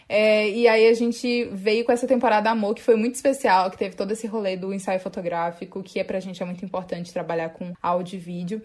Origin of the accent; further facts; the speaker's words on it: Northeast Brazil, Brazil; a gente reafirma enquanto nordestinas